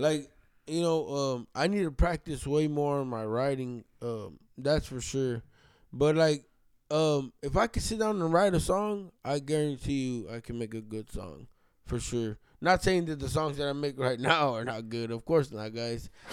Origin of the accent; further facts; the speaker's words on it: Texas, United States; I'm from Texas, man, so I grew up around a lot of that drill shit